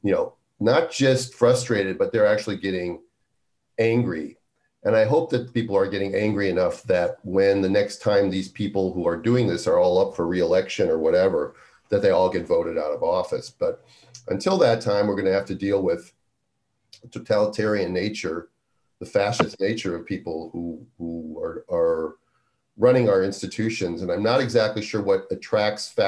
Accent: Minnesota, United States; growing up in Minnesota

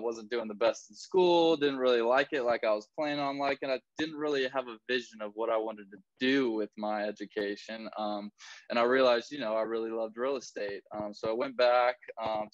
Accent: Tallahassee, Florida, United States; also born or lived in Gainesville, Florida; I was actually born in Gainesville, so I moved when I was about 2 or 3 to Tallahassee. So I was almost born and raised in Tallahassee

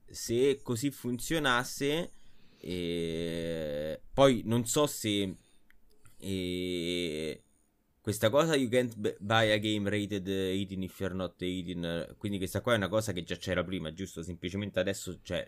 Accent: Rome, Lazio, Italy; siamo tutti di Roma Sud

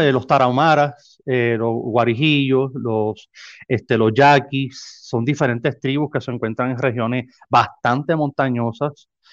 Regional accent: San Juan, Puerto Rico; moved away as an adult; now in Nogales, Mexico; soy natal de San Juan, Puerto Rico

